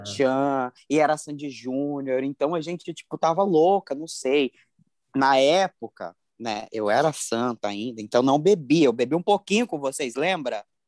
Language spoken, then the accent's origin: Portuguese; Cuiabá, Mato Grosso, Brazil; sou de Cuiabá pro mundo